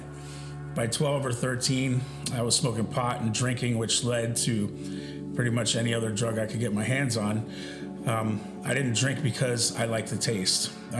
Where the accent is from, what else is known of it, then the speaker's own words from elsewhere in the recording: Southern California, United States; also born or lived in Madison, Wisconsin; I was born in Madison, Wisconsin. But when I was 8 years old, my mom moved us to Southern California, where I pretty much ran the streets with my brother unsupervised.